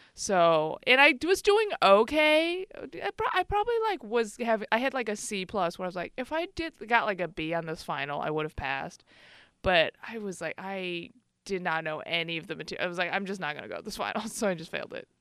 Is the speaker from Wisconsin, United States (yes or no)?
no; Chicago, Illinois, United States; now in Bay Area, United States; I grew up in Chicago